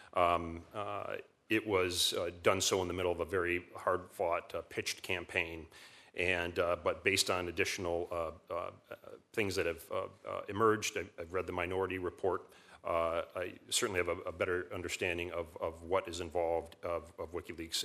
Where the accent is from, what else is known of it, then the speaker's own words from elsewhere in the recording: Michigan, United States; I'm from Michigan